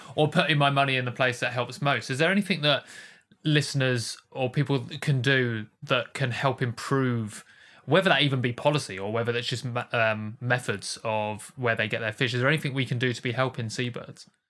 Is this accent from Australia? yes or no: no; London, United Kingdom; I'm from London